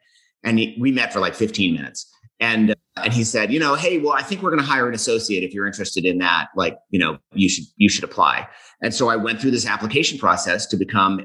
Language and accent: English; Boston, Massachusetts, United States; moved away as an adult; also born or lived in St. Paul, Minnesota / New York City / Denver, Colorado; now in Colorado, United States; I'm from Boston. I grew up in the Boston area